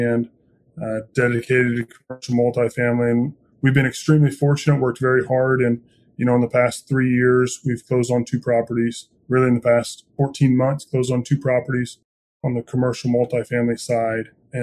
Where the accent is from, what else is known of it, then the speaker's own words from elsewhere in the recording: Indiana, United States; I'm born and raised in Indiana, very proud Hoosier